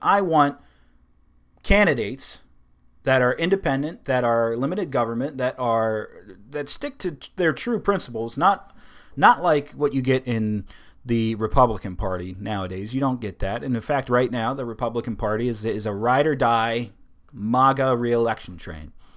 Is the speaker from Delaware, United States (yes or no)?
yes; Delaware, United States; I am from Delaware